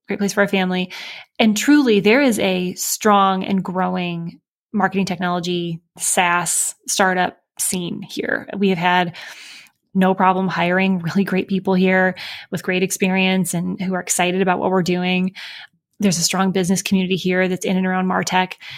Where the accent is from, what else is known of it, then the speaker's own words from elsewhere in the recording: Michigan, United States; moved away as an adult; also born or lived in Chicago; now in Indianapolis, United States; I grew up in Michigan uh, by way of Chicago for a few years before we moved here um, to Indianapolis